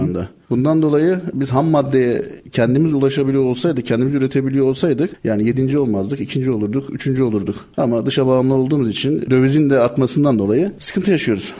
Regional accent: Istanbul, Turkey; 78 İstanbul doğumluyum ben

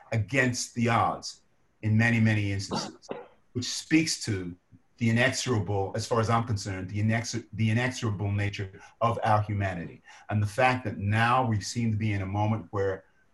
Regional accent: London, United Kingdom; moved away; I was born in Lewisham Hospital in Southeast London

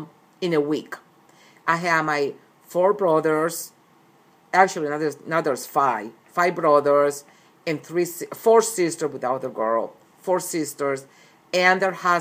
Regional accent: Cali, Valle del Cauca, Colombia; also born or lived in Medellín, Colombia / Puerto Berrío, Colombia; now in United States; I was born in Medellin, but I was raised in Cali, which is the second largest city of Colombia.

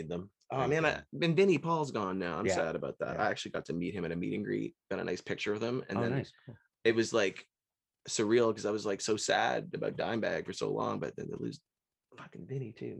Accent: north of Barrie, Ontario, Canada; moved away; also born or lived in Ottawa / Smiths Falls; I would go away from Ottawa back to my hometown, north of Barrie, up that way

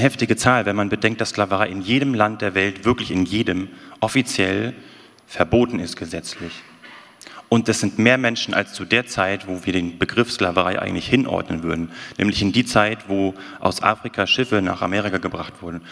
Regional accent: the North, Northern Germany, Germany; moved away; Ich bin ja aus dem Norden eigentlich.

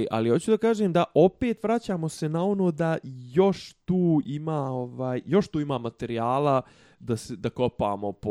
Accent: Bosnia & Herzegovina; kod nas u Bosni

